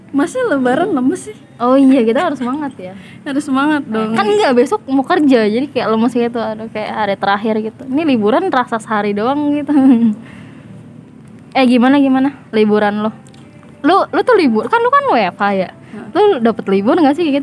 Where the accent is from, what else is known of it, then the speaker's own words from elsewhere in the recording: Jakarta, Indonesia; Kampung gue di Jakarta